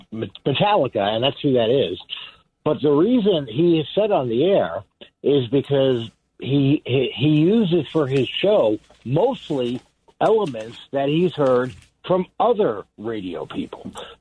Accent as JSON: {"language": "English", "region": "New York", "country": "United States", "moved": "yes", "lives_now": "New Jersey, United States", "said": "But even though I'm from New Jersey, I'm originally from New York"}